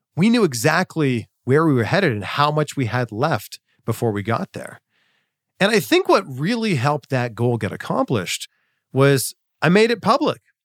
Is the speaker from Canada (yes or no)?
yes; Ontario, Canada; my hometown, Chex T V in Peterborough, Ontario